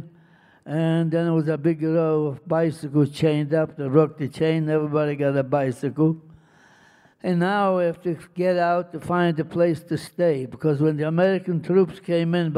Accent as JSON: {"language": "English", "country": "Poland", "tie": "born or raised there", "also_born_or_lived": "Germany", "moved": "as an adult", "said": "I went back to Poland, to my hometown, to see if any of my family survived"}